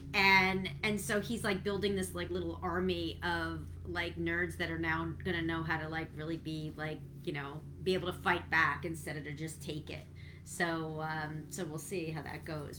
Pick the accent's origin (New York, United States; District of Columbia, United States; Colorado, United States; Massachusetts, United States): New York, United States; New York City; when I was growing up in Brooklyn, we, you know, as a Brooklyn girl